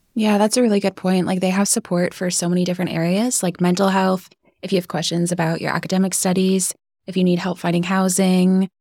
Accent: Vancouver Island, British Columbia, Canada; moved away as an adult; now in Belfast, United Kingdom; I'm from Vancouver Island

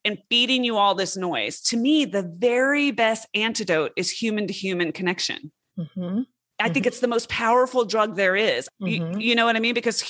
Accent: West Coast, United States; born there; also born or lived in southeastern United States; I was born on the West Coast, but I've spent most of my adult life, all of my adult life, on the East Coast.

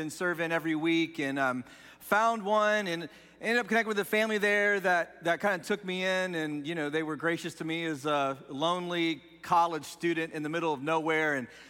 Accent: Dayton, Ohio, United States; So I grew up just outside of Dayton, Ohio, which isn't a huge city, but it's definitely not the country.

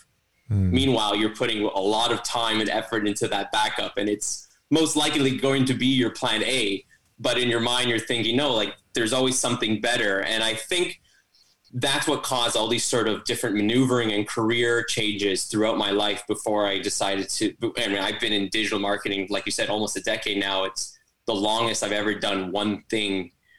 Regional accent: Toronto, Ontario, Canada; I'm from Toronto, Canada

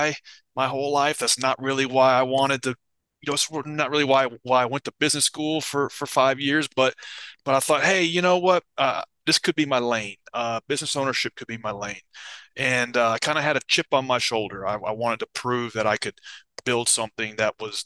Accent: Nashville, Tennessee, United States; I grew up in Nashville, Tennessee, in the United States

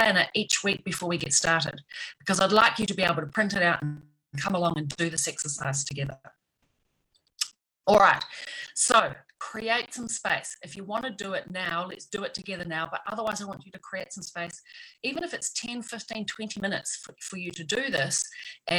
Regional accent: New Zealand; back in my home country in New Zealand

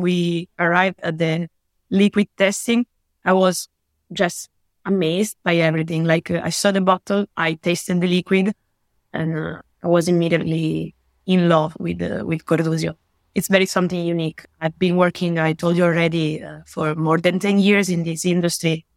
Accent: Italy; I'm from Italy. I live and work in Italy

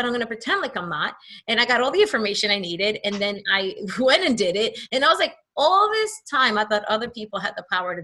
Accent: New York City, New York, United States; also born or lived in New Jersey; I grew up, I'm from Hamilton Heights, that's on 136th Street

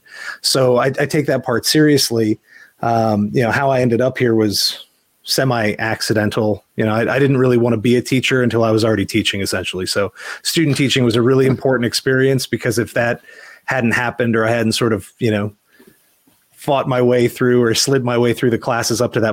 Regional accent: Mechanicsburg, Pennsylvania, United States; moved away as an adult; now in Virginia, United States; I grew up in Mechanicsburg, Pennsylvania

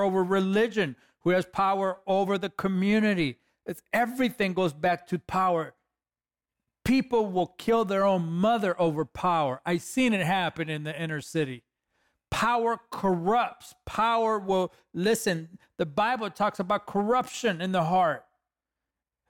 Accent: Los Angeles, California, United States; I'm a kid from East LA.

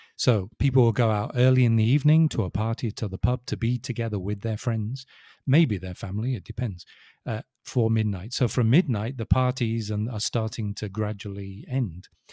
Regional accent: England, United Kingdom; I'm English

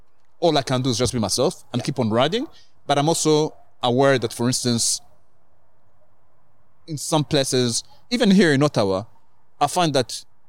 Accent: Kenya; also born or lived in Rwanda; now in Canada; I was born in Rwanda, grew up in Kenya, grew up in...

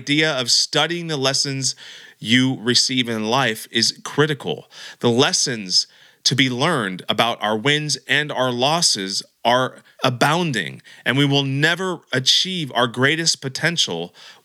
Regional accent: Santa Cruz, California, United States; you happen to be from this great city of Santa Cruz, just like myself

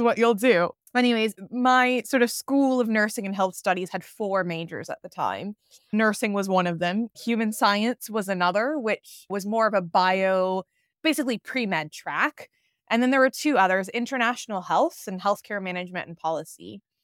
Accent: Atlanta, Georgia, United States; moved away as an adult; also born or lived in London, United Kingdom; now in Bali, Indonesia; I was born and raised in Atlanta, Georgia, so I am American, and I grew up in, in the South

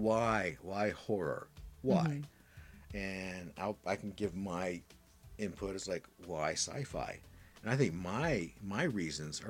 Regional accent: Midwest, United States; growing up in the Midwest

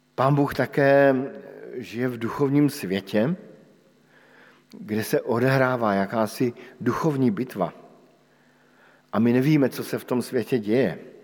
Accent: Bohemia, Czechia; u nás v Čechách

